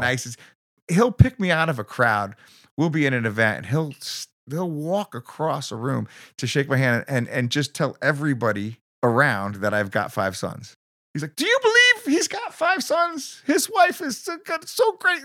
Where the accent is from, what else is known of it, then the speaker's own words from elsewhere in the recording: Bridgeport, Connecticut, United States; also born or lived in New Jersey; now in Newtown, United States; I grew up in Bridgeport.